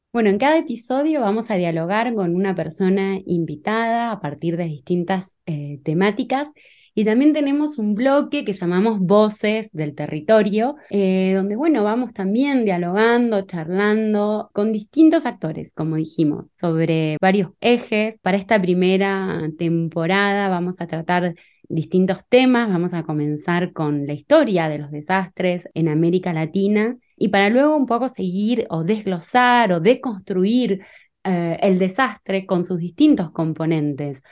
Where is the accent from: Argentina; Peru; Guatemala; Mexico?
Argentina; also born or lived in Bariloche, Argentina / Lausanne, Switzerland; yo soy de Argentina